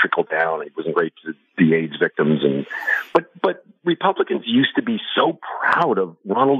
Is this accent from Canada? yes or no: yes; Canada; moved away as an adult; now in Las Vegas, United States; I'm 55, and I grew up in the Reagan. I was from Canada, and moved here about 8 years ago, and I'm a citizen and proud to be.